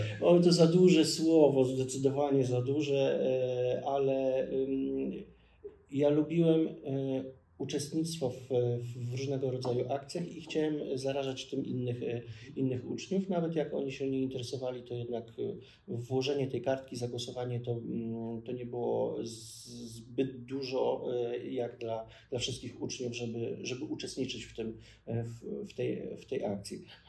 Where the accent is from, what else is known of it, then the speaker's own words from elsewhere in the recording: Ostrołęka, Masovian Voivodeship, Poland; moved away as an adult; also born or lived in Łódź; now in Warsaw, Poland; do mojego miejsca urodzenia, wychowania, czyli Ostrołęki